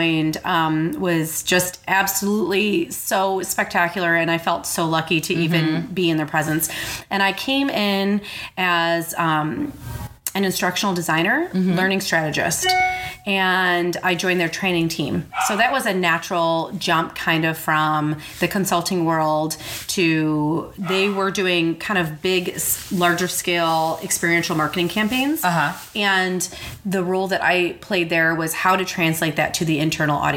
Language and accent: English; suburbs of Chicago, Illinois, United States; accent: Chicago; moved away as an adult; So I grew up in the suburbs of Chicago in a little town called Monaca, Illinois.